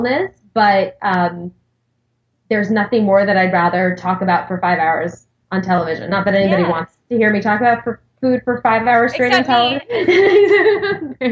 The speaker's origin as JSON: {"language": "English", "area": "Long Island", "region": "New York", "country": "United States", "tie": "born or raised there", "said": "I grew up on Long Island"}